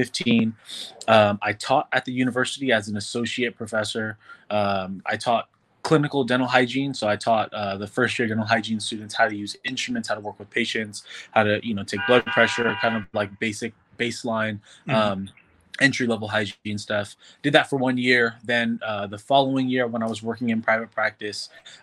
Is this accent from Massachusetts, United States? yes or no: no; San Francisco, California, United States; also born or lived in Oakland; now in Los Angeles, United States; I'm originally from the San Francisco Bay Area, born and raised in San Francisco. Then I moved to the East Bay, went to high school in Oakland